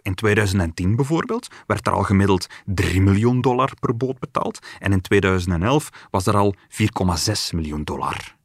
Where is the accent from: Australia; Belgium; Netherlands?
Belgium